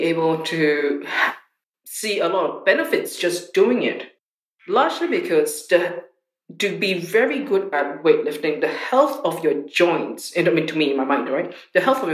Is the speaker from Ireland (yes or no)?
no; Singapore; when I was growing up in Singapore